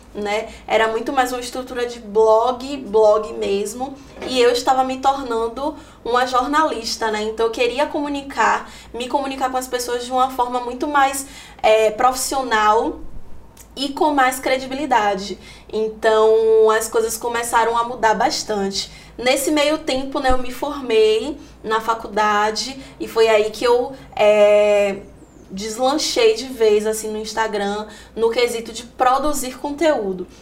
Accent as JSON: {"language": "Portuguese", "town": "Salvador", "region": "Bahia", "country": "Brazil", "tie": "born or raised there", "said": "sou de Salvador, né? Nasci aqui, já morei em vários lugares, em várias periferias de Salvador"}